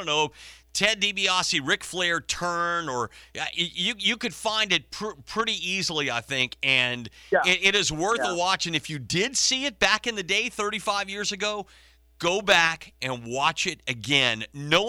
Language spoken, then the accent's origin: English; Acadiana, Louisiana, United States; growing up in Acadiana